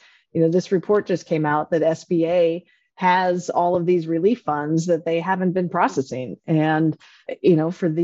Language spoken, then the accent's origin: English; North Dakota, United States; moved away; I grew up on a farm in North Dakota